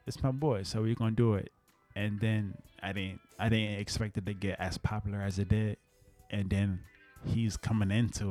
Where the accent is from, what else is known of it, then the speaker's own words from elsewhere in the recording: New Orleans, Louisiana, United States; also born or lived in East Coast; And I was from New Orleans, but I was in the East Coast. I came here.